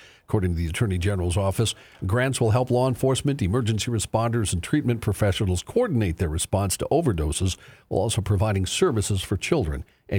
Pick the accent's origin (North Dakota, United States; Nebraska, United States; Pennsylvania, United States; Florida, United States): North Dakota, United States; Bismarck; from my hometown or my hometown area, Bismarck